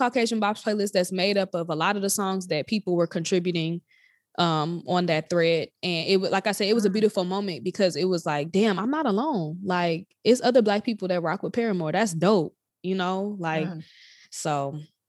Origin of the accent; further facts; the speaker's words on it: Chicago, Illinois, United States; moved away as an adult; also born or lived in Nashville, Tennessee, United States; now in Indianapolis, United States; I was raised there, but I was not born there